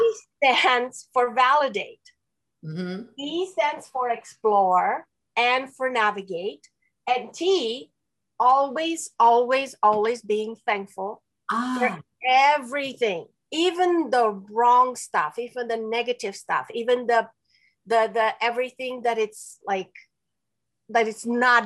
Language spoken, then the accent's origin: English; Romania; first language Romanian; English is a second language; moved away; also born or lived in Spain / Quebec; I'm from Romania. I was born and raised in Romania